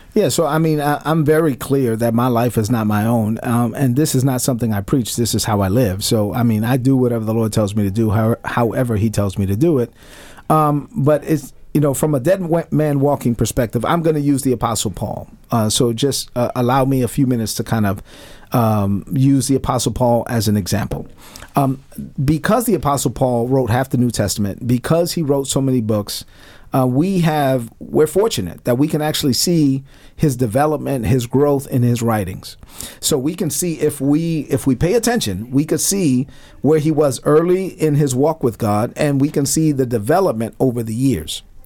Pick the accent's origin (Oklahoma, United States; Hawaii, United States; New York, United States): New York, United States; New York City; moved away; growing up in Brooklyn